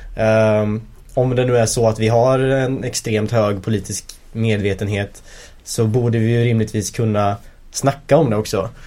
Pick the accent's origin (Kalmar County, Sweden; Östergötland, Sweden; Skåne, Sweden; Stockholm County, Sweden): Östergötland, Sweden; Linköping; now in Gothenburg, Sweden; när vi växte upp i Linköping